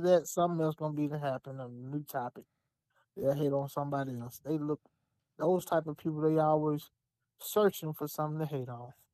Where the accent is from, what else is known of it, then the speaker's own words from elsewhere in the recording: Alabama, United States; I'm from Alabama